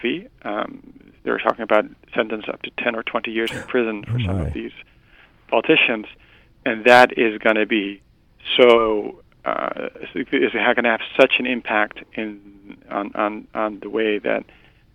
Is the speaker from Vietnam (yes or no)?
no; Netherlands; I'm from the Netherlands